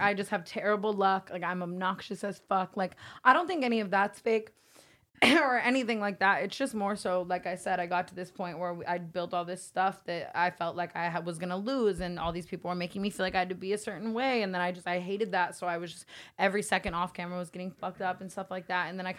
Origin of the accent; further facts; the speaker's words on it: Las Vegas, Nevada, United States; Like, I came from Vegas. I hated my family. I hated my life.